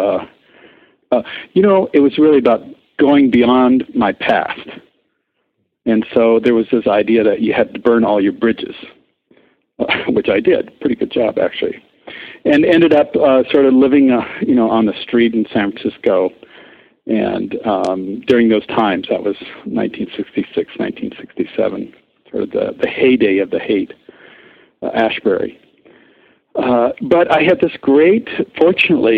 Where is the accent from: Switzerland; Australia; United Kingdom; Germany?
Switzerland; moved away as an adult; also born or lived in Europe / Paris; I grew up in Europe and mostly Switzerland